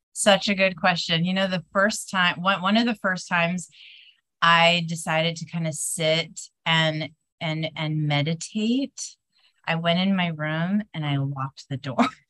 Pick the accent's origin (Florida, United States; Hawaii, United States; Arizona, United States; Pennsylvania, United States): Hawaii, United States; windward side of Oahu; I'm coming to you guys from Hawaii today, which is my hometown. So, the windward side of Oahu.